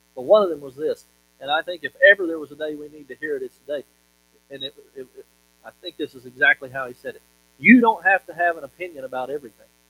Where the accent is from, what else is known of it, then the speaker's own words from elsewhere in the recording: Monticello, Kentucky, United States; the little town that I grew up in in Monticello, Kentucky